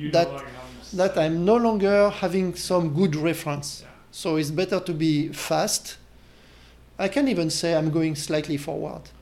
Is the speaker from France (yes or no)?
yes; France; accent: French; English is a second language; moved away; with my French accent.